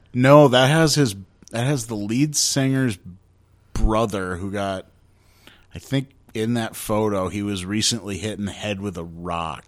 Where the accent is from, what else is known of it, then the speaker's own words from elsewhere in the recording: Grand Rapids, Michigan, United States; my hometown here in Grand Rapids